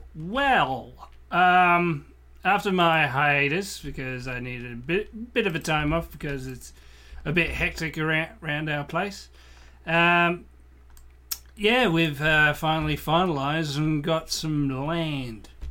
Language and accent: English; Australia; As a Australian growing up in the, in the nineties